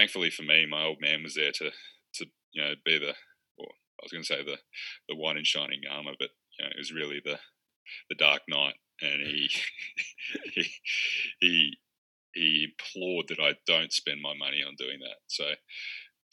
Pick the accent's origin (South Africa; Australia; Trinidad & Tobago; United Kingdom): Australia; Bendigo, Victoria; my hometown Bendigo is renowned for for doing what's called rat laps